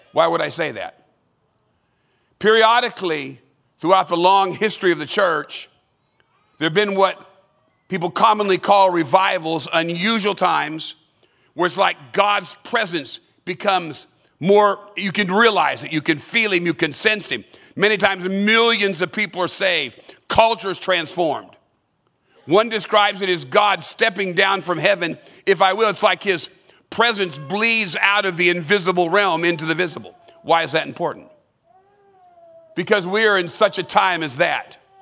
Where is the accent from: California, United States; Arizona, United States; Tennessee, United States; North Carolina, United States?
California, United States; Southern; I grew up in Southern California